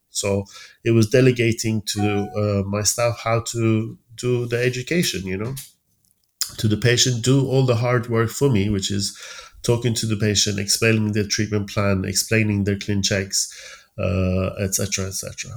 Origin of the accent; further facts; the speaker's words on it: Tehran, Tehran Province, Iran; moved away as an adult; also born or lived in Sheffield, United Kingdom / London, United Kingdom; now in United Kingdom; I was around nine that my dad found a, a job in an American company in uh, Tehran